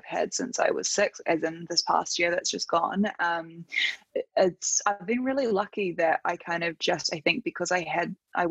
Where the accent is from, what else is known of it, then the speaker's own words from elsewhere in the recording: Auckland, New Zealand; I live in New Zealand. I grew up in Auckland and have pretty much always lived here